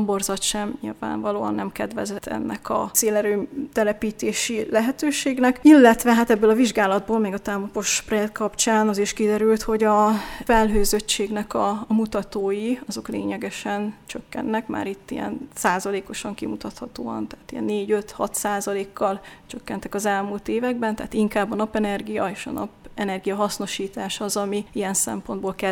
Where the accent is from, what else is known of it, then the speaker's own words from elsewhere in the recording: Eger, Heves, Hungary; also born or lived in Debrecen; hiszen egriként itt az általános iskolát ha ez az egrieknek mond valamit, a kettes számú gyakorló iskolában kezdtem, hogy ez a Barkóci téri épület